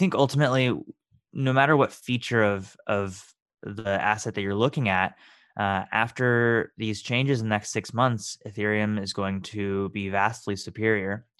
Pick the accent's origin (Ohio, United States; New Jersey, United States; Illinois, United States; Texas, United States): Texas, United States; also born or lived in Boston, Massachusetts; I was born in Boston, Massachusetts, and raised in Texas